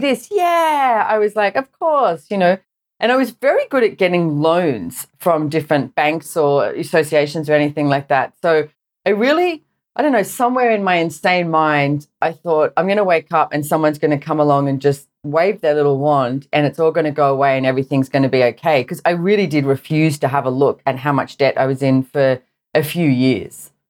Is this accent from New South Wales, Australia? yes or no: yes; Sydney, New South Wales, Australia; I grew up in Sydney, Australia